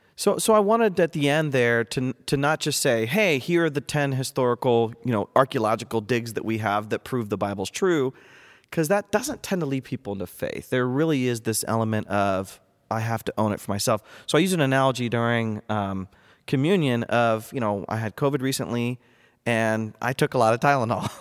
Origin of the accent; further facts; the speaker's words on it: North Central Ohio, United States; moved away as an adult; also born or lived in Boston area / Durham, England; I was born and raised in North Central Ohio